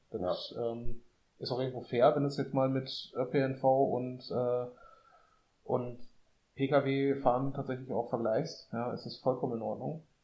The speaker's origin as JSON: {"language": "German", "town": "Essen", "region": "North Rhine-Westphalia", "country": "Germany", "also_born_or_lived": "Münster", "said": "bei uns in Essen"}